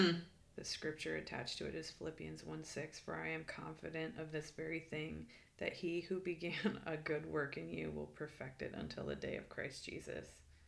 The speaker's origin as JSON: {"language": "English", "region": "Midwest", "country": "United States", "tie": "born or raised there", "said": "You know, like even the grass, like I grew up in the Midwest, like the lush grass"}